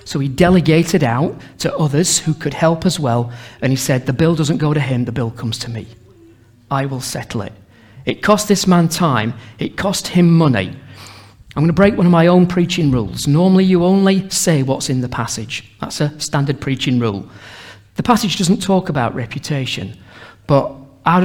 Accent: Sheffield, Yorkshire and the Humber, United Kingdom; we're from Sheffield

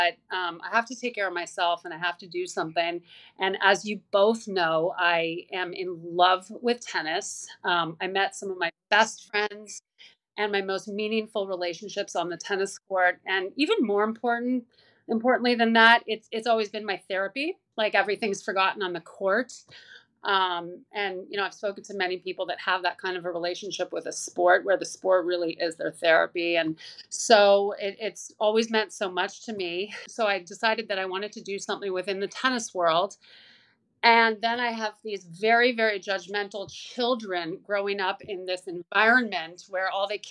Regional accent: Canada; moved away as an adult; also born or lived in Toronto; now in New York City, United States; I live in New York City now, but I'm originally from Canada

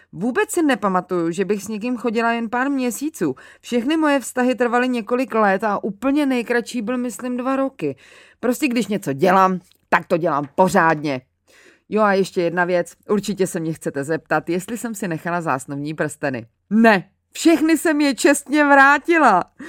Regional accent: Mělník, Central Bohemian Region, Czechia; also born or lived in Angola

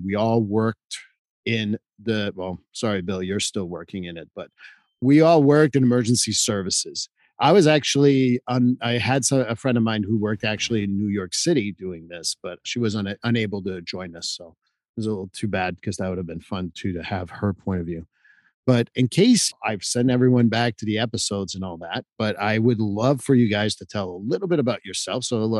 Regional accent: Canada; moved away as an adult; now in United States; because I came from Canada to come and work in the United States in Massachusetts.

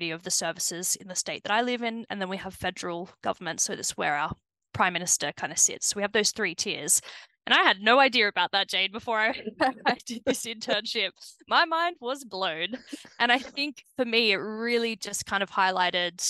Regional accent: Rydal, New South Wales, Australia; accent: Antipodean; moved away as an adult; now in Aberdeenshire, United Kingdom; I am originally from central western New South Wales. So it's a very, very small town in the middle of nowhere.

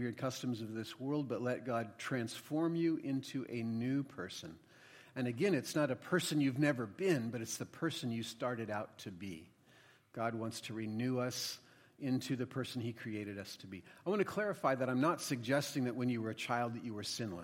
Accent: United States; as an American

